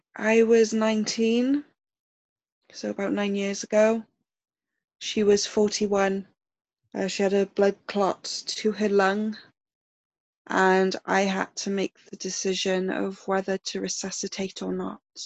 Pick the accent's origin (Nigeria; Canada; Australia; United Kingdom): United Kingdom; South Wales; I live in South Wales in the UK. And I that's where I grew up. I've been born and bred in my little town.